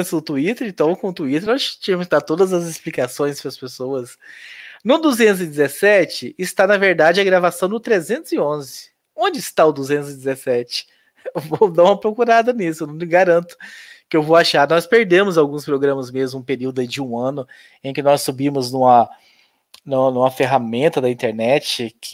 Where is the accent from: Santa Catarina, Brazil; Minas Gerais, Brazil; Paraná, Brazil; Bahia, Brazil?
Paraná, Brazil; Curitiba; E como sou de Curitiba e por conhecer o Pequeno Príncipe, que é o hospital, né